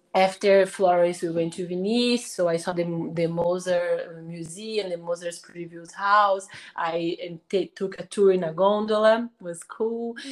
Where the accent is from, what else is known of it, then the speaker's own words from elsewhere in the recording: Brazil; English is a second language; we are speaking English in Brazil